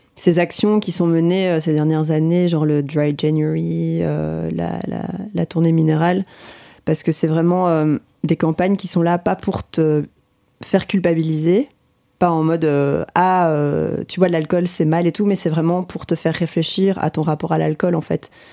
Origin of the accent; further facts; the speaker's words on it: Belgium; en tant que Belge